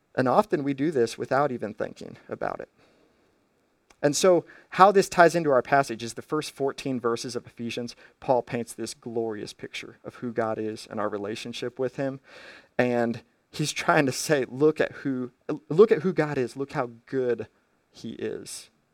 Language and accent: English; United States; as an American